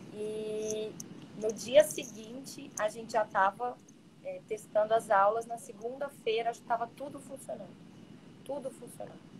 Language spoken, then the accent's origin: Portuguese; Minas Gerais, Brazil; now in Santa Catarina, Brazil; eu me sinto super bem acolhida aqui no sul, sou mineira